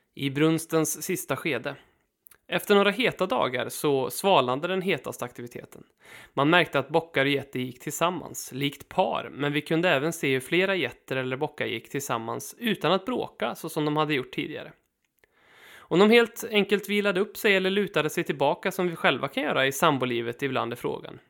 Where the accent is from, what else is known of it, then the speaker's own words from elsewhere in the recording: Sweden; vi svenskar